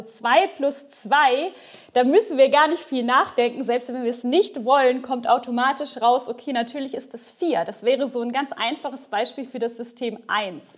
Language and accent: German; Ostwestfalen-Lippe, North Rhine-Westphalia, Germany; moved away as an adult; also born or lived in Bochum / Mainz; ich komme aus dem Norden von NRW, Ostwestfalen-Lippe, um genau zu sein